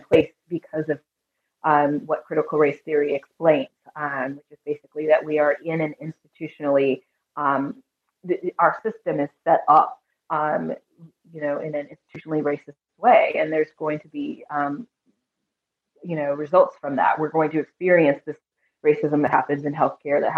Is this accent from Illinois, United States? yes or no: no; California, United States; moved away; I was born and raised in California, so that's my home, my original first home